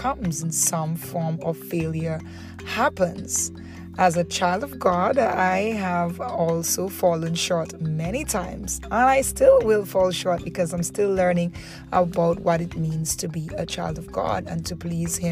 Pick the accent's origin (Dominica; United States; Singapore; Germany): Dominica; moved away as an adult; also born or lived in Antigua; now in Antigua and Barbuda; I moved to Antigua from Dominica